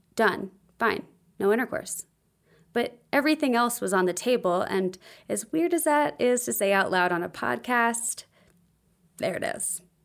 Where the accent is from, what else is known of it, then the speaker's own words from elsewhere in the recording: the South, United States; also born or lived in Nashville, Tennessee; I grew up in the South and Christian culture